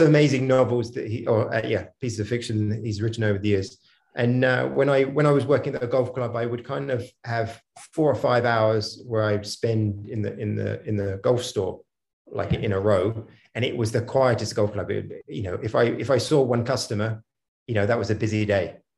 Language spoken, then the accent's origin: English; Hampshire, South East England, United Kingdom; moved away; also born or lived in Mysore; I'm from Hampshire originally